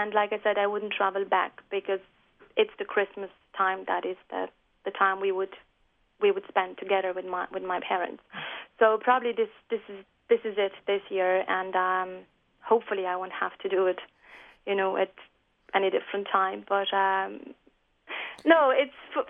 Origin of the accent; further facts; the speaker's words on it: Poland; now in Ireland; when I'm in Ireland, I'm obviously Polish. Very, very Polish, and I feel Polish